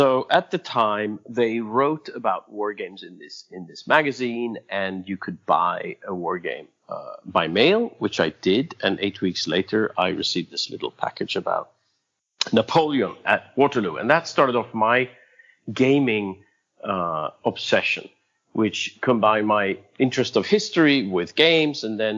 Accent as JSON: {"language": "English", "country": "Sweden", "tie": "born or raised there", "said": "I was born in Sweden. I was born in rural Sweden. I wasn't born in rural Sweden, but I moved to rural Sweden. My father was a practicing doctor, so we were traveling around."}